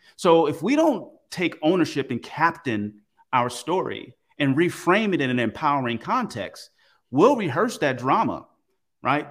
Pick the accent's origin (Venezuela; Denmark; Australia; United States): United States; Oakland, California; I grew up in Oakland, California, pretty rough place